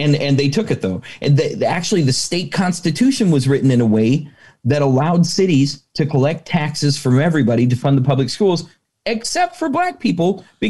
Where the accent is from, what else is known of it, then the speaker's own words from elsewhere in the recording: Omaha, Nebraska, United States; also born or lived in Alberta, Canada; growing up in Omaha